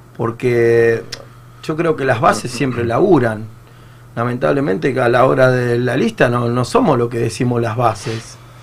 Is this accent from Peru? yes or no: no; Argentina; also born or lived in Tres de Febrero, Buenos Aires; todos somos argentinos